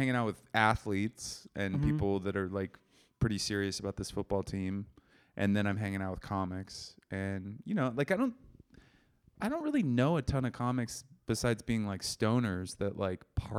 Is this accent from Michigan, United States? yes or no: no; Seattle, Washington, United States; I'm from Seattle.